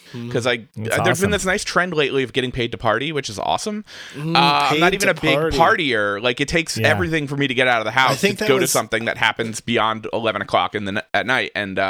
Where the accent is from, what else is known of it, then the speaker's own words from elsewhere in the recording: New Jersey, United States; we both grew up in like the Central Jersey, South Jersey area.